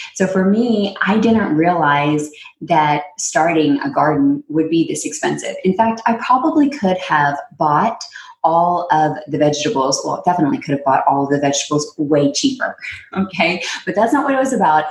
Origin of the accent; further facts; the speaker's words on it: Texas, United States; also born or lived in New York; now in California, United States; Texas when I grew up